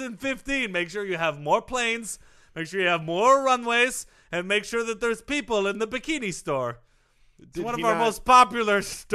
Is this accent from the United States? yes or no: no; Brazil; I'm from Brazil, so I know how big of a deal this is.